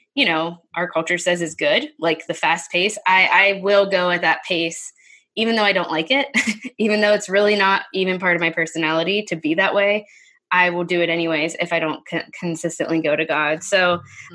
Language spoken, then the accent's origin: English; Pittsburgh, Pennsylvania, United States; we moved back close to my hometown. So that's near Pittsburgh, PA